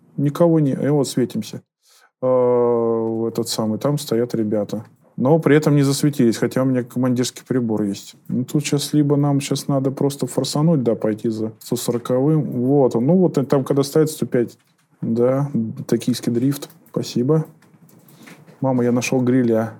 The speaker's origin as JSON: {"language": "Russian", "town": "Liski", "region": "Voronezh Oblast", "country": "Russia", "tie": "born or raised there", "said": "Сам я из Воронежской области из города Лиски"}